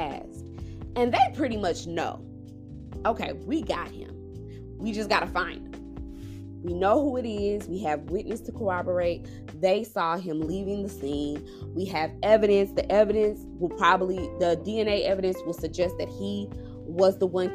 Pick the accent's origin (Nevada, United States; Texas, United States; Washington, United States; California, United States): Texas, United States; Dallas; also born or lived in Frisco, Texas; I'm from Dallas, but I stay in a suburb very far north of Dallas called Frisco